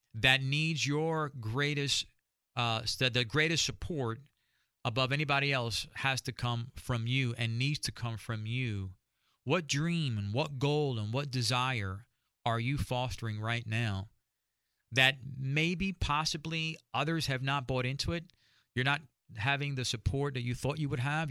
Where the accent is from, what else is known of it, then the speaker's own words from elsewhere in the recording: New York, United States; I'm from New York